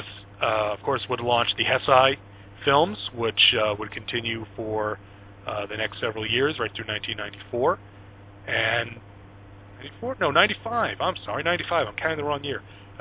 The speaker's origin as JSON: {"language": "English", "region": "New York", "country": "United States", "tie": "born or raised there", "said": "growing up in New York"}